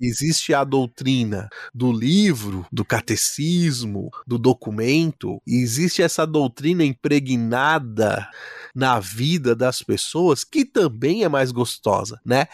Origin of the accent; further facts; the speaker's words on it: Brazil; como brasileiros